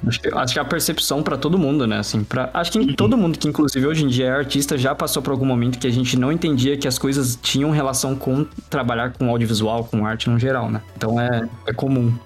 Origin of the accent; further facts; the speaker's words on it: Diadema, São Paulo, Brazil; eu sou de uma região de São Paulo que é uma região pobre, né? Eu, moro, eu morei minha vida inteira no ABC Paulista, em Diadema